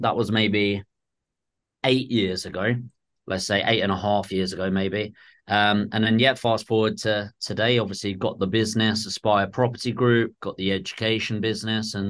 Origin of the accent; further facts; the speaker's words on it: Dartford, South East England, United Kingdom; moved away; originally I'm from Southeast in Dartford, Kent